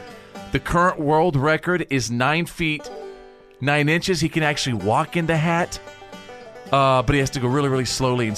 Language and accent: English; Bowie, Texas, United States; in Bowie, Texas, my hometown.